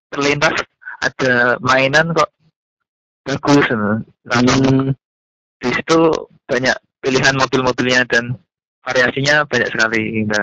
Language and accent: Indonesian; Pati, Central Java, Indonesia; Saya berasal dari Pati.